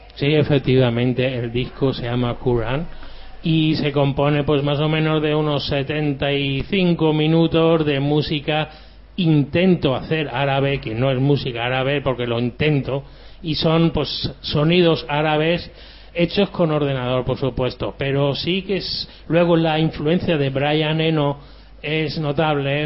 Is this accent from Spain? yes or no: yes; Andalusia, Spain; also born or lived in Germany; Pues yo nací en Alemania, pero llevo toda la vida aquí en España. Soy de corazón andaluz